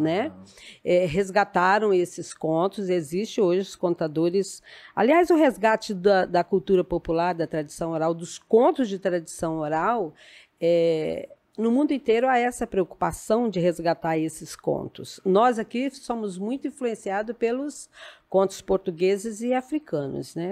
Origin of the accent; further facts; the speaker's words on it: Afonso Cláudio, Espírito Santo, Brazil; Eu sou natural de Afonso Cláudio